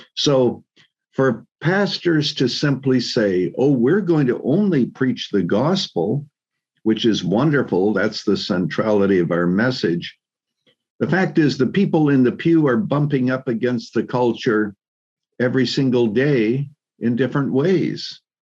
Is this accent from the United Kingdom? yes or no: no; Canada; moved away as an adult; also born or lived in Chicago, United States; now in United States; actually born and raised in Canada